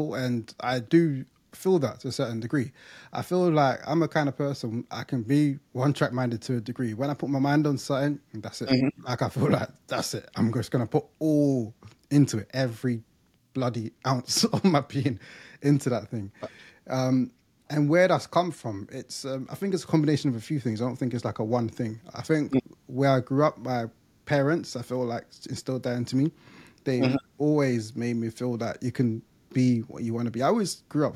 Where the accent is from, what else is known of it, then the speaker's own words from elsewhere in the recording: London, United Kingdom; moved away as an adult; now in Essex, United Kingdom; from East London, I grew up in Leytonstone.